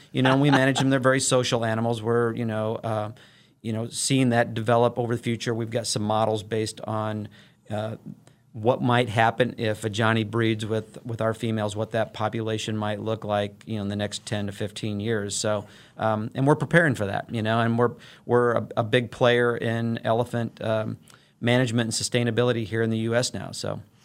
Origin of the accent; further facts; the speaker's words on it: Illinois, United States; moved away as an adult; also born or lived in St. Louis, Missouri; now in Wichita, United States; I'm a native of the Saint Louis metro region. I grew up on the Illinois side of the, of the Mississippi River there